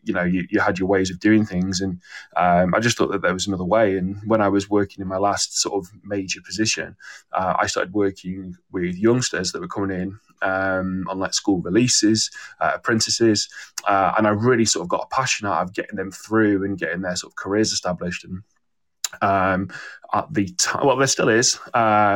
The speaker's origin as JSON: {"language": "English", "town": "Manchester", "region": "North West England", "country": "United Kingdom", "also_born_or_lived": "Warwick", "moved": "as an adult", "said": "I'm from Manchester"}